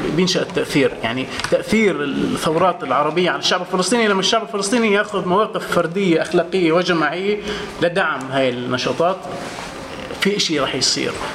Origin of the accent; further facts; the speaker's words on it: Quneitra, Syria; انا من من الجولان آه، وبدي احكي كسوري